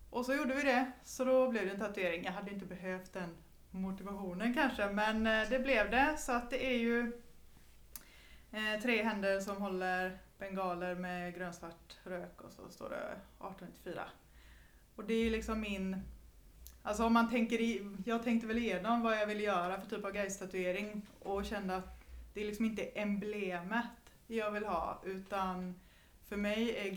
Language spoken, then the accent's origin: Swedish; Sollefteå, Västernorrland County, Sweden; Jag är från Sollefteå.